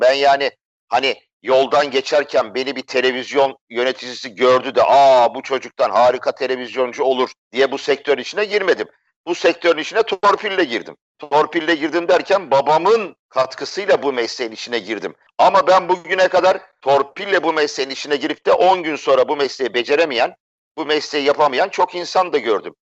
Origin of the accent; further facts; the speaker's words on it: Istanbul, Turkey; 1963 yılında İstanbul'da dünyaya geldim.